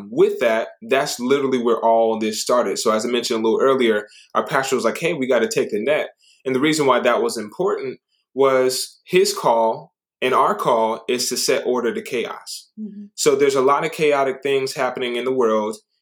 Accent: Japan; moved away; I grew up in Japan

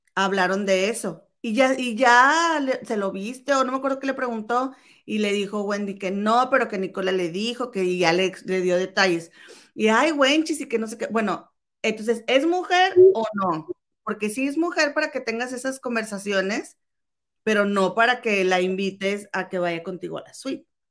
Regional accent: Mexico; si crecimos en México, que es un país machista

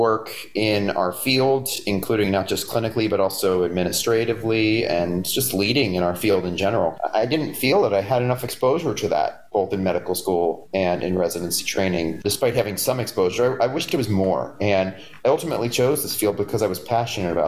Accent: Scranton, Pennsylvania, United States; moved away as an adult; also born or lived in Philadelphia; now in New York City, United States; I'm originally from Scranton, Pennsylvania

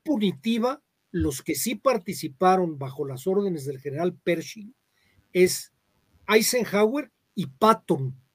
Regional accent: Mexico; de donde soy yo de Sitaco

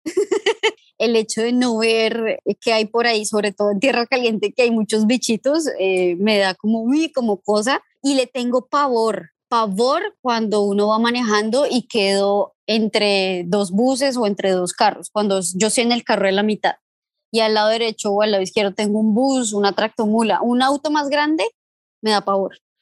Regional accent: Venezuela; moved away; en mi infancia en Venezuela

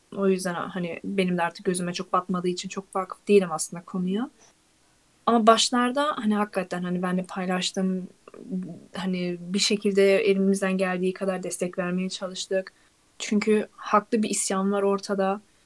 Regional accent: Turkey; biz hala Türkiye'yiz

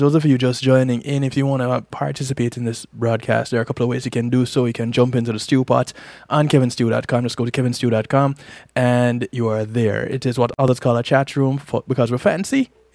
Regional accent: Jamaica; I'm Jamaican

